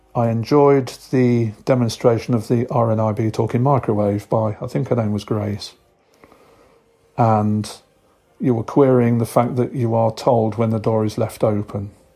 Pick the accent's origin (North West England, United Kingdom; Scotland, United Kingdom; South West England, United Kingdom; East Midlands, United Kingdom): East Midlands, United Kingdom; Nottingham; I'm from Robin Hood County in the United Kingdom. Known to all you as Nottingham